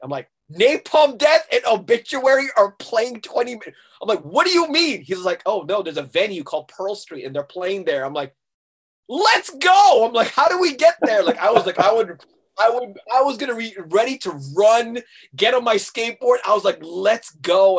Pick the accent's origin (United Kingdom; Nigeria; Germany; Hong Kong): Hong Kong; also born or lived in Massachusetts, United States; the place that I grew up in in Hong Kong called Tim Dato. I'm like, that is home